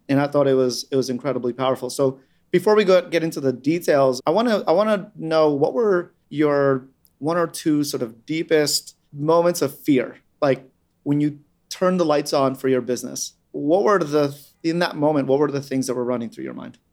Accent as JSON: {"language": "English", "town": "New York City", "region": "New York", "country": "United States", "tie": "born or raised there", "said": "I grew up on Staten Island"}